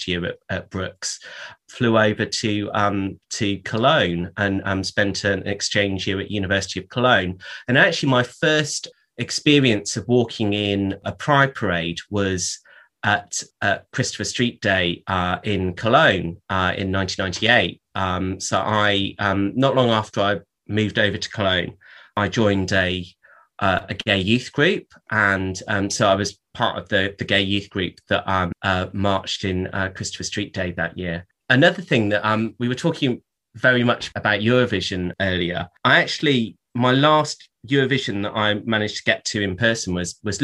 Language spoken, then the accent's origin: English; Somerset, South West England, United Kingdom; I grew up in Somerset